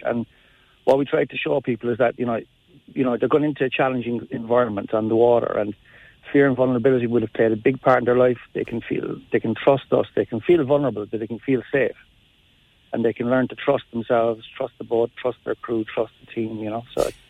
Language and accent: English; Mallow, Munster, Ireland; I'm from Mallow.